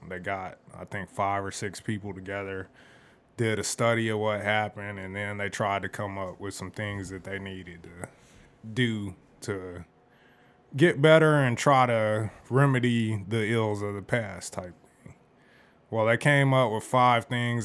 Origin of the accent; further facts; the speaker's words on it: Phoenix, Arizona, United States; I grew up here and the different places that I lived in the valley